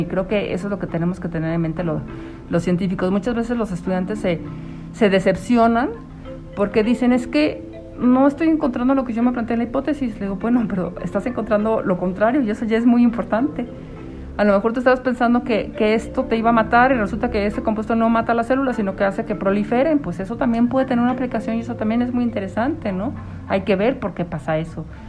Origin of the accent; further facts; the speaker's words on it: Mexico City, Mexico; moved away; also born or lived in Michoacán; yo soy de la Ciudad de México